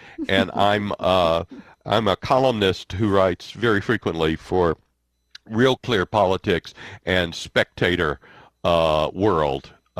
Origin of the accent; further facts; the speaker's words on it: Mississippi Delta, United States; moved away as an adult; also born or lived in East Coast / Chicago; I was born and raised in the Mississippi Delta, south of Memphis, about 90 miles south of Memphis, in a small community.